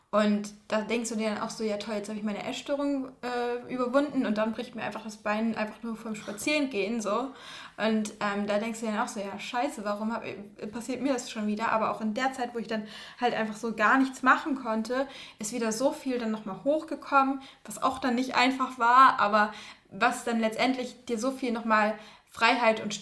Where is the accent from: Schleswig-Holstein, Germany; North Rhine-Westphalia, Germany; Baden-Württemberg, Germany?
Schleswig-Holstein, Germany; Schleswig-Holstein. Doch, Schleswig-Holstein.